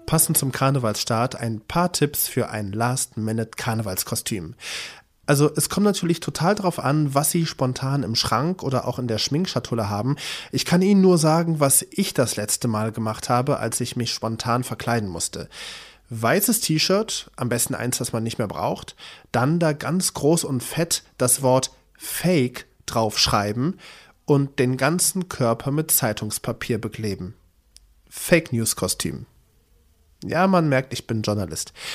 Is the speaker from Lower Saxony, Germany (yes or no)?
no; Cologne, North Rhine-Westphalia, Germany; ich als gebürtiger Kölner